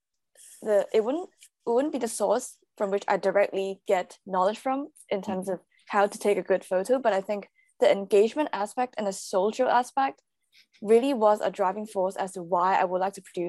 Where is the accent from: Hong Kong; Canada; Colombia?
Hong Kong; moved away as an adult; now in London, United Kingdom; I'm originally from Hong Kong. So I grew up there. I was born there, grew up there. I studied there until uni, and then I moved to London.